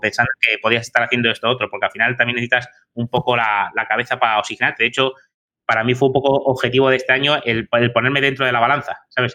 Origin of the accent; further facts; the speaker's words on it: Madrid, Community of Madrid, Spain; moved away; yo soy de Madrid, tengo allí a familia, amigos y tal